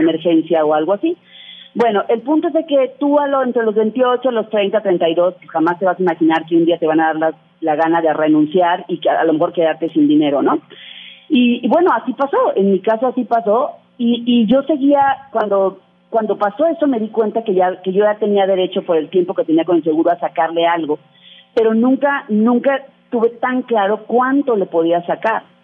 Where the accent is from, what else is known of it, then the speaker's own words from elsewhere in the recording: Mexico; nosotros como mexicanos